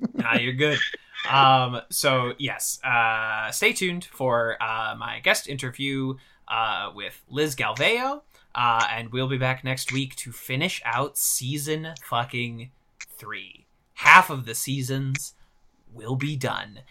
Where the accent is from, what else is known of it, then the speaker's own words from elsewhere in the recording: Missouri, United States; I'm from Missouri